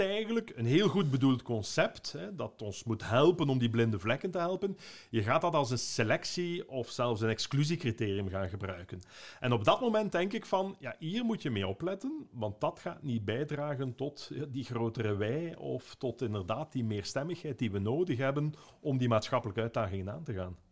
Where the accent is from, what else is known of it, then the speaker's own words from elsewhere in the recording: Ghent, Flanders, Belgium; Ik ben een Gentenaar